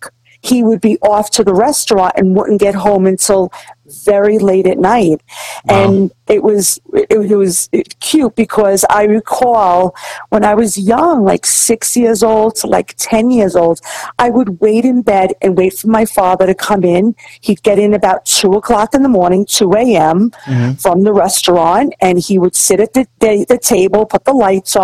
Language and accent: English; New York City, New York, United States; I grew up in the Bronx in Throgs Neck